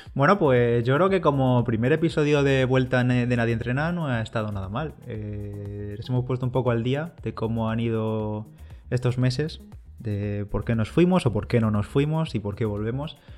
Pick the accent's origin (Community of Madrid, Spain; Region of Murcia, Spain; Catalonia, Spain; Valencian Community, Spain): Valencian Community, Spain; Bigastro; Bigastro, que es mi pueblo